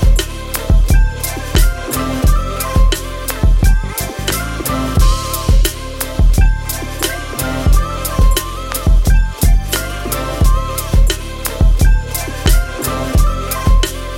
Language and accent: English; United Kingdom; I'm British